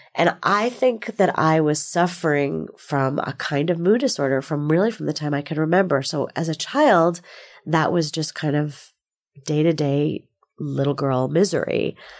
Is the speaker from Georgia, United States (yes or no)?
no; New Jersey, United States; moved away as an adult; now in Bay Area, United States; I grew up in New Jersey